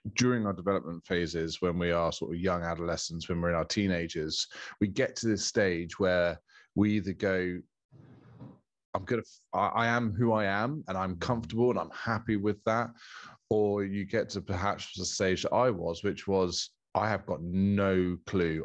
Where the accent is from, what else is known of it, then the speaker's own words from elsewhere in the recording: Bournemouth, South West England, United Kingdom; moved away as an adult; now in Castle Cary, United Kingdom; I'm born and bred in Bournemouth